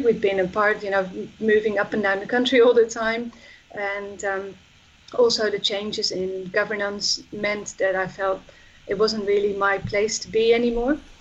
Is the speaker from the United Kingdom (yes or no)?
no; Netherlands; I'm from the Netherlands